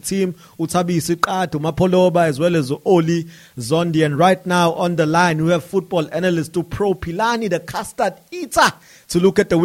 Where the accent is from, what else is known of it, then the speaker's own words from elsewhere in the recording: South Africa; a South African